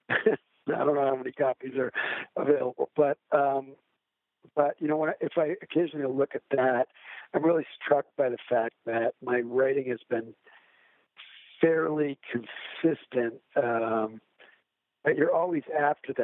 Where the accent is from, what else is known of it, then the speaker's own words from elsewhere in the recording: Illinois, United States; in my home state of Illinois